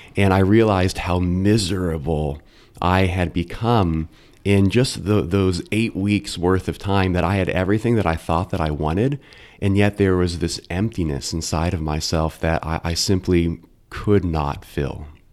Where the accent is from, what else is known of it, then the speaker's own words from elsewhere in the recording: Carmel, Indiana, United States; also born or lived in Westfield / Lafayette / Logansport / Delphi; now in Noblesville, United States; I grew up in Carmel and went to Our Lady of Mount Carmel schools through grade school, Carmel High School